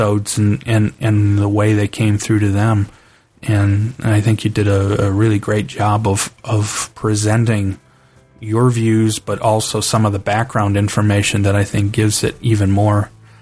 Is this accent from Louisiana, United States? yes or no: no; Cleveland, Ohio, United States; I grew up in Cleveland, Ohio